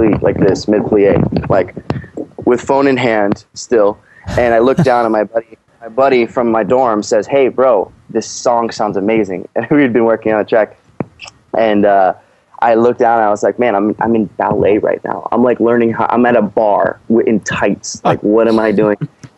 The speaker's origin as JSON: {"language": "English", "town": "St. Louis", "region": "Missouri", "country": "United States", "tie": "born or raised there", "said": "Well, I'm from St. Louis. I've been many places in the world and grew up in many places, but I consider my hometown St. Louis."}